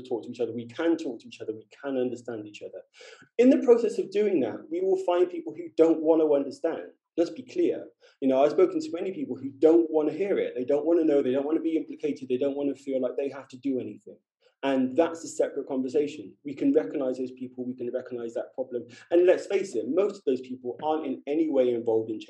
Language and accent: English; London, United Kingdom; moved away as an adult; I'm from London